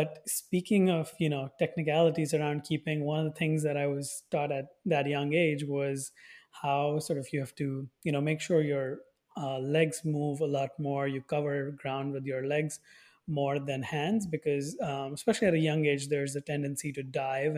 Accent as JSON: {"language": "English", "town": "New Delhi", "region": "Delhi", "country": "India", "tie": "born or raised there", "moved": "yes", "lives_now": "United States", "said": "I used to play cricket back in India growing up in New Delhi"}